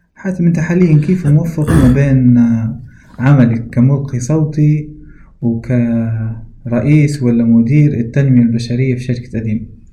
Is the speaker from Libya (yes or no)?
yes; Libya; accent: Libyan; احنا الليبيين بشكل عام نقدر نقول لهجتنا واضحة